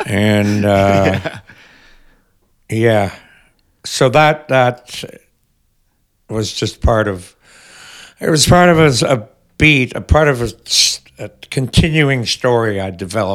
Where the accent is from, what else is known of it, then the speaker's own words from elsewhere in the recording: Montreal, Quebec, Canada; now in Toronto, Canada; where I come from in Montreal.